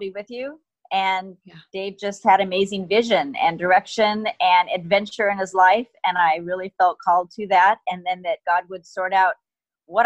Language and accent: English; United States; moved away as an adult; also born or lived in California / Washington; I grew up in California and Washington State